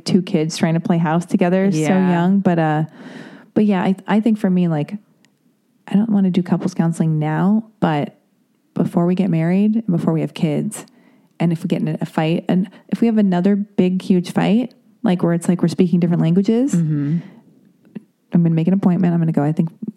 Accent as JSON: {"language": "English", "town": "Los Angeles", "region": "California", "country": "United States", "tie": "born or raised there", "said": "I was born and raised in Hollywood"}